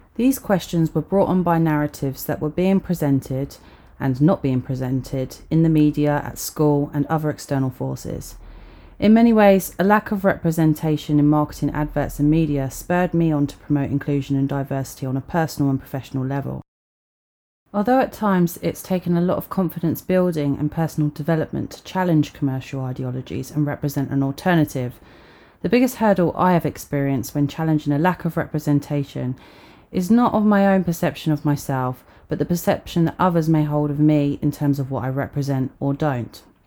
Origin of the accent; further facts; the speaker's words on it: Sussex, South East England, United Kingdom; As a young mixed race girl growing up in Sussex during the 90s